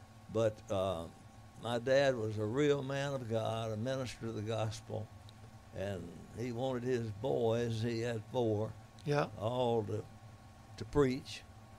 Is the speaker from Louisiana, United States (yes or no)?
yes; North Louisiana, United States; I was from North Louisiana.